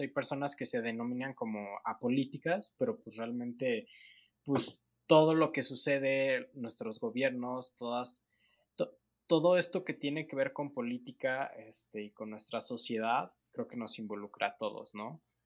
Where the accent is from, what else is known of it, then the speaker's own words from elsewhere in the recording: Mexico; nosotros como mexicanos